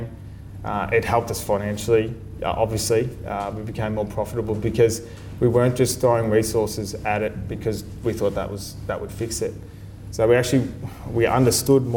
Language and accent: English; Sunbury, Victoria, Australia; I was a kid from Sunbury that was a tradesman